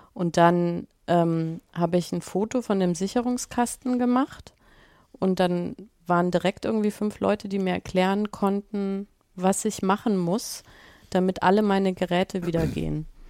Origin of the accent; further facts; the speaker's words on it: Germany; accent: German; mein, mein, mein deutscher Akzent einfach viel zu stark ist